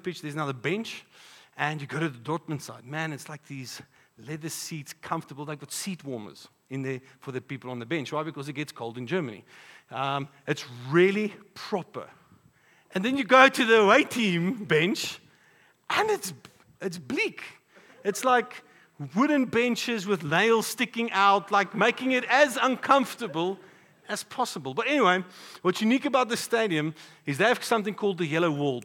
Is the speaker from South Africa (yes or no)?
yes; Polokwane, Limpopo, South Africa; now in Pretoria, South Africa; growing up in Polokwane, we would come to Pretoria and play sports here.